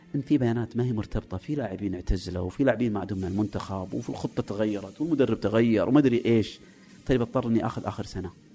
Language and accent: Arabic; Saudi Arabia; عندنا في السعوديه